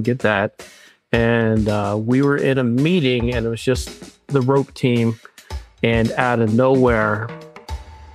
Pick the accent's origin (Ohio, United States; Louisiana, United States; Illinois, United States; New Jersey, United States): New Jersey, United States; moved away; I'm from New Jersey